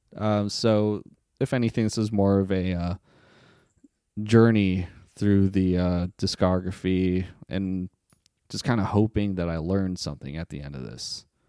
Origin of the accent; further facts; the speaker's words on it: Las Vegas, Nevada, United States; also born or lived in Staten Island, New York; I was born in Staten Island, New York, but, uh, at the age of seven, I, uh, moved to Las Vegas, Nevada